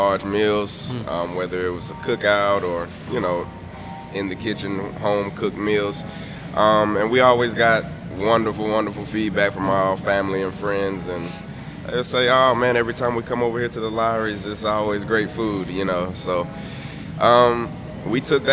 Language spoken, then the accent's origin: English; Atlanta, Georgia, United States; also born or lived in Tennessee State (college); I grew up here in Atlanta, Georgia, pretty much on the south side of Atlanta